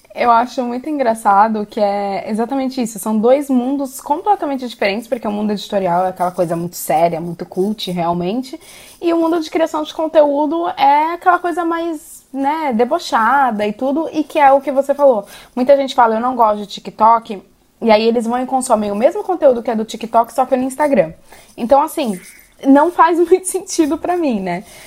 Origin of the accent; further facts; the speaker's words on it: Brazil; also born or lived in Ireland; now in Portugal; nós enquanto brasileiros